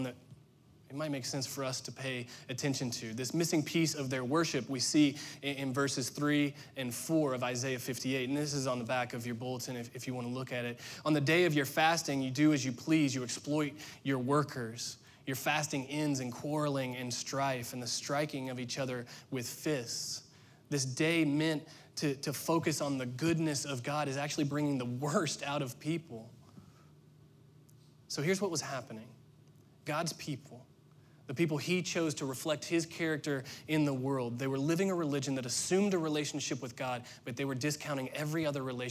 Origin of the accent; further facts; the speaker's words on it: Indiana, United States; moved away as an adult; We were born and raised and went to school and worked in Indiana